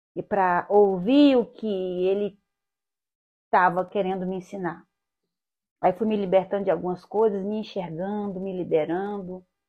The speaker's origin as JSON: {"language": "Portuguese", "region": "Goiás", "country": "Brazil", "tie": "born or raised there", "also_born_or_lived": "Goiânia", "moved": "as an adult", "lives_now": "Rio de Janeiro, Brazil", "said": "a minha infância foi, foi no interior, na roça, meu pai era agricultor"}